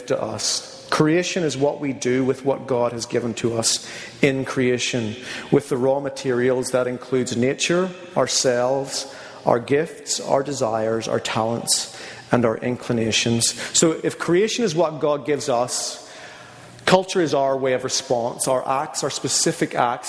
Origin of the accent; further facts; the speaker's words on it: Northern Ireland, United Kingdom; moved away; being from Northern Ireland, I'm going to have certain cultural, you know, predilections or things about me that have shaped me